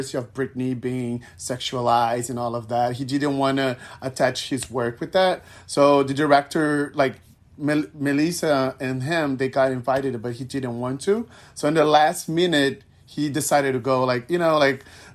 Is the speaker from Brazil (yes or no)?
yes; Brazil; I'm from Brazil